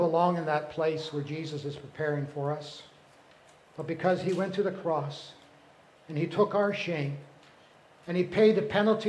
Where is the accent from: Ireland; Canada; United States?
Canada; moved away; I lived in Canada